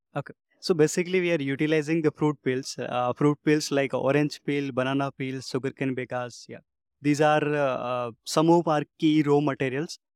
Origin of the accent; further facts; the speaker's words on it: India; I'm from India. There is a small village from where I am.